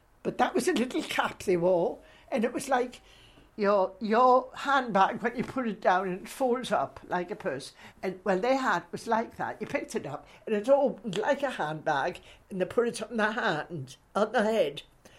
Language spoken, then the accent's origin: English; Newcastle, North East England, United Kingdom; now in Scotland; being half Scottish and half English is difficult, you know, because some people have taught me, my friends, they say, "Where did she come from anyway?" And I say, "Newcastle." But I'm a Scot now because I've lived here many, many years.